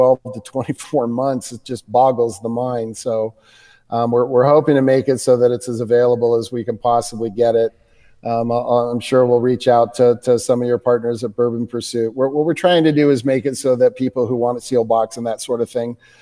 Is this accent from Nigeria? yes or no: no; United States; as an American